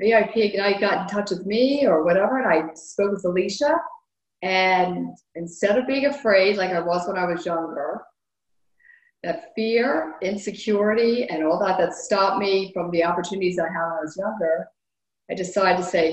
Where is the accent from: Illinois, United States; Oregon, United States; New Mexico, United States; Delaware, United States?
Delaware, United States; Wilmington; I'm from Wilmington, Delaware, and I'm 60 years old